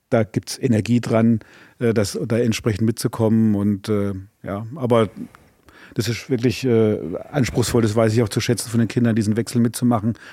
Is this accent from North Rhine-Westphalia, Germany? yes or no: no; Tauberbischofsheim, Baden-Württemberg, Germany; born there; accent: Baden/Tauber Franconian; und äh, meine Sprachkenntnisse belaufen sind aufs Badische, was ich hier mit herbringe, beziehungsweise aufs Tauberfränkische, weil ich in Tauberbischofsheim geboren bin.